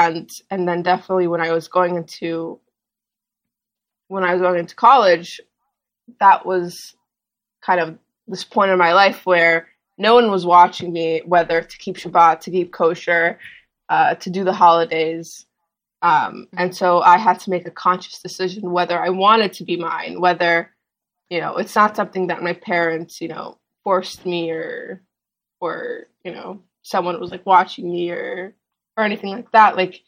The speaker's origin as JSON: {"language": "English", "region": "New York", "country": "United States", "tie": "born there", "also_born_or_lived": "Los Angeles / Miami / Israel", "lives_now": "Washington, United States", "said": "I was born in New York, and then I moved to LA, and then I moved to Miami, and then I moved to Israel, and then I moved back to Miami. And now I go to school in D.C."}